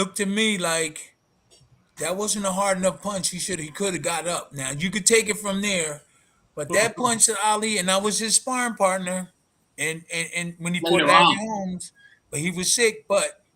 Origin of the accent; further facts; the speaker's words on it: Philadelphia, Pennsylvania, United States; I was born and raised in South Philly